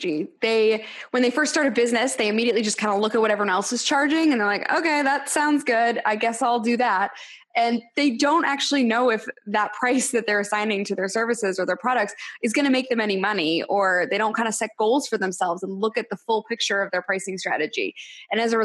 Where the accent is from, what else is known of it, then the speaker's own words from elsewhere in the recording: Boston, Massachusetts, United States; also born or lived in Los Angeles; now in Nashville, United States; I am originally from Boston, Massachusetts, and then spent some time in LA, and I now live in Nashville.